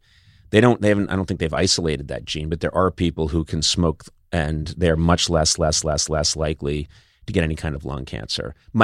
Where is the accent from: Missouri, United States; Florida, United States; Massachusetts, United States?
Massachusetts, United States; Boston; I'm 22. I'm from Boston by way of Ireland and Lebanon, and I'm excited.